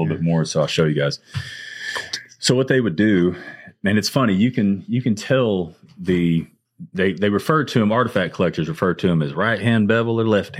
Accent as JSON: {"language": "English", "region": "Arkansas", "country": "United States", "tie": "born or raised there", "moved": "yes", "lives_now": "Mississippi, United States", "said": "where I grew up in Arkansas"}